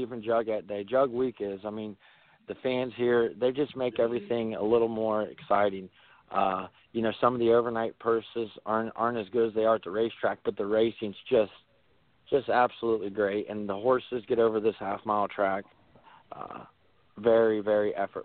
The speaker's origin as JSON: {"language": "English", "region": "Ohio", "country": "United States", "said": "I'm from Ohio"}